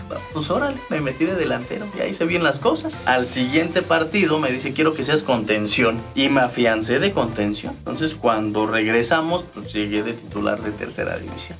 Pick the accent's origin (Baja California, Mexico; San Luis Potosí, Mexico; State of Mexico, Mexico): State of Mexico, Mexico; San Pedro la Cabecera; soy originario de San Pedro la Cabecera